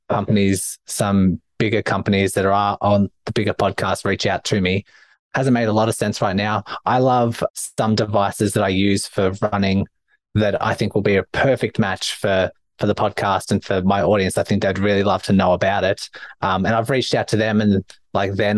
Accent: Australia; accent: Australian; my Australian accent

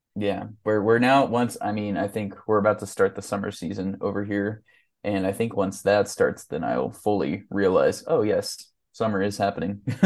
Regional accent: Mattoon, Illinois, United States; my hometown of Mattoon, Illinois

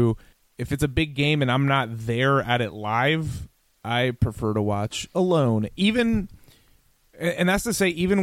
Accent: Atlanta, Georgia, United States; moved away; I'm from Atlanta

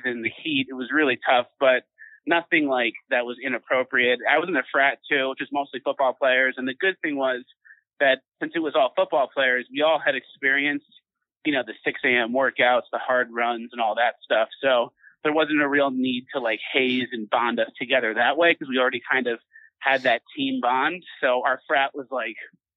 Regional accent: Long Island, New York, United States; I grew up in Long Island, so I was always around New York City

